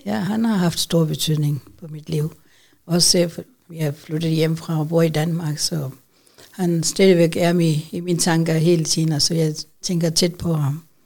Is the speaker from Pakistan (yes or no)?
yes; Pakistan; Danish is a second language; moved away as an adult; now in Odense, Denmark; jeg kommer fra Pakistan, øh, starten af 1970